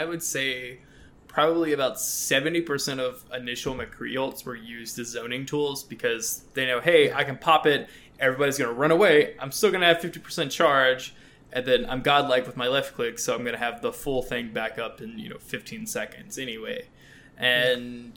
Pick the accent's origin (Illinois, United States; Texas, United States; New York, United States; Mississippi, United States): Mississippi, United States; I'm from Mississippi